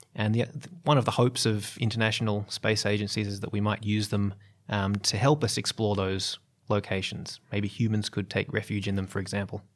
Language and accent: English; Australia; as an Australian